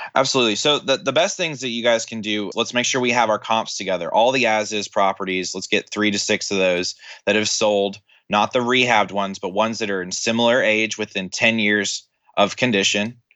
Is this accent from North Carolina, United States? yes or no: no; Tennessee, United States